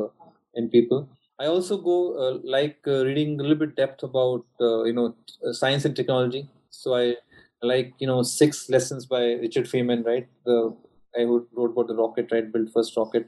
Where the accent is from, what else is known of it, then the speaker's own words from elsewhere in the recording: India; have come from similar backgrounds, especially growing up in India